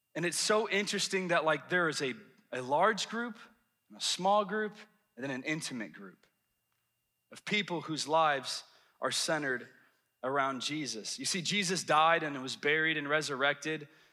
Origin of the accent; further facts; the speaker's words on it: the South, United States; moved away; I'm from the South